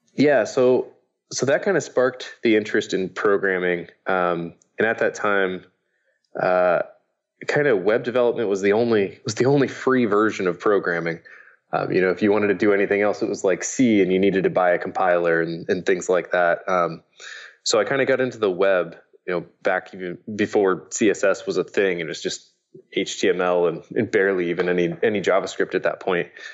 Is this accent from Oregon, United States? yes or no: no; Indiana, United States; my dad had one of the early computers growing up in Indiana